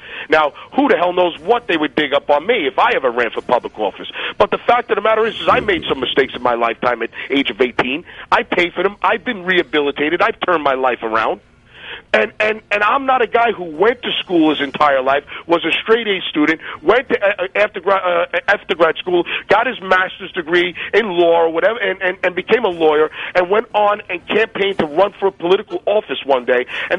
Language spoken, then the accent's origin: English; New York, United States; I'm growing up in New York and everybody's just too liberal out there and nobody liked him.